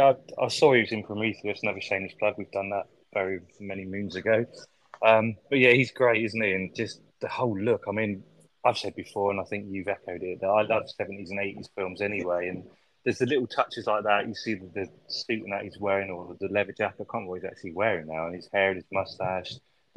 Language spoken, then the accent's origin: English; United Kingdom; we're British as well